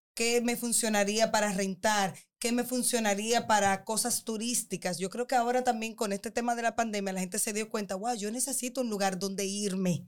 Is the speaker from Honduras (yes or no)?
no; Dominican Republic; nosotros como dominicanos